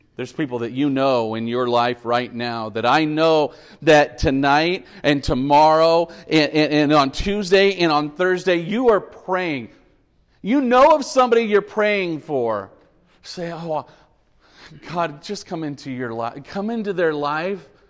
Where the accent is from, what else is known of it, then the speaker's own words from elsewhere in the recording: Bakersfield, California, United States; I was born in Memorial Hospital on thirty-fourth Street in Bakersfield in nineteen seventy-six.